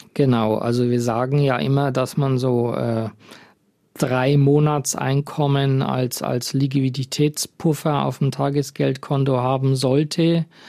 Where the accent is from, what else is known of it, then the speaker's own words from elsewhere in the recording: Germany; bei uns in Deutschland